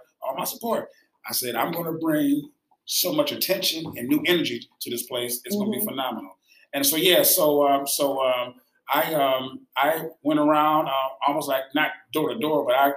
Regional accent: Detroit, Michigan, United States; also born or lived in Kennedy, Alabama; I'm from Detroit, of course. I love Detroit.

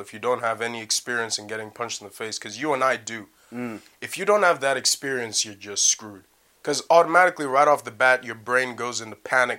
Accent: Leicester, East Midlands, United Kingdom; accent: Canadian; also born or lived in Canada; I am not Canadian. I'm Canadian, British. I was raised in Leicester and everything

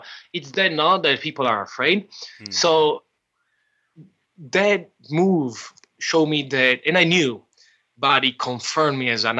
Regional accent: United States; born there; English is a second language; So I said, I was born in the States, so I don't have problem for visas.

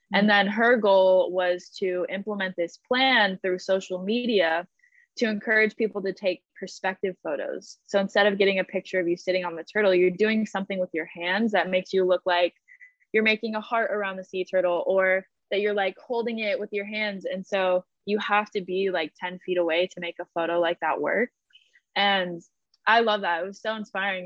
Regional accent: Colorado Rocky Mountains, United States; I grew up in the Colorado Rocky Mountains

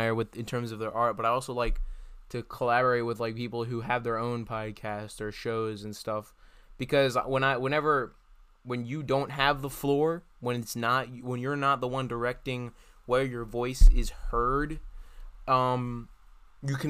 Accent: Delaware, United States; I'm from Delaware

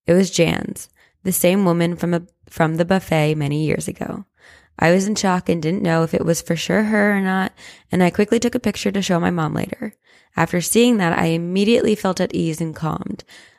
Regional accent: Las Vegas, Nevada, United States; I was born and raised in Las Vegas, and every Sunday during football season, my family would go to a specific hotel and casino to place football bets and have breakfast at the buffet.

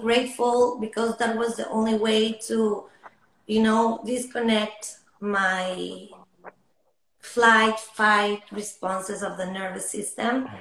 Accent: Lima, Peru; moved away as an adult; now in Los Angeles, United States; I'm from Peru originally, from Lima. Um, I'm in Los Angeles the last almost six years.

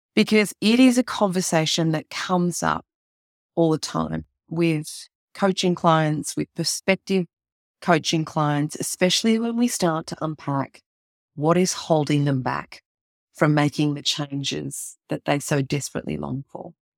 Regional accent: Melbourne, Victoria, Australia; my hometown of Melbourne

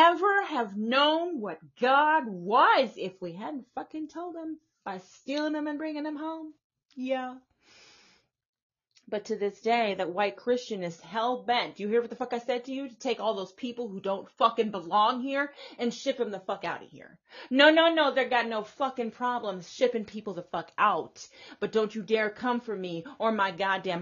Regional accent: the South, Texas, United States; here in the South, like I said, I grew up in the South

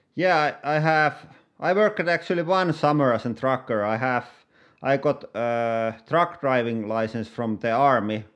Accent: Finland; I'm YouTuber from Finland.

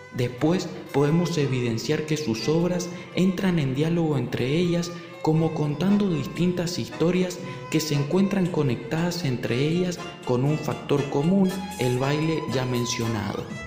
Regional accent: Mendoza, Argentina; nuestra ciudad de Mendoza

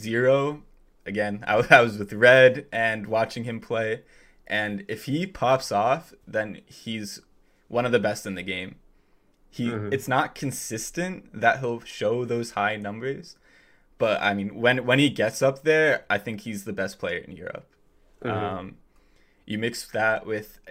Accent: New Jersey, United States; now in Connecticut, United States; I'm from New Jersey and living in Connecticut at the moment

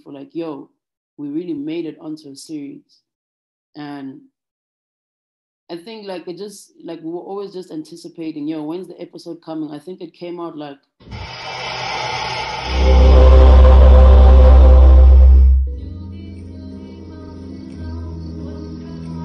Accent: South Africa; we're from South Africa

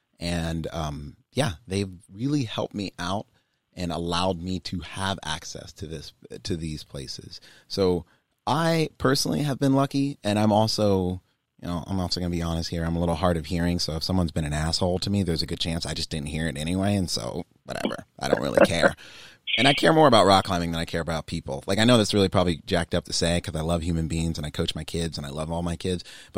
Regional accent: Germany; born there; I'm a military brat. I was born in Germany. You know, my parents are both in the military.

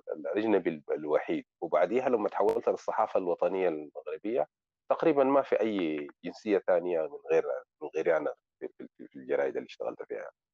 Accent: Sudan; now in Morocco; انا سوداني رغم انه انا الان بتكلم دارجه مغربيه

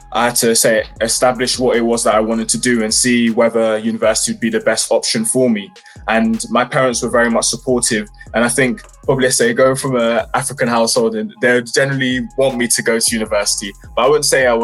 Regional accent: London, United Kingdom; I grew up in West London around Ealing, Acton area, and it was quite fairly chilled

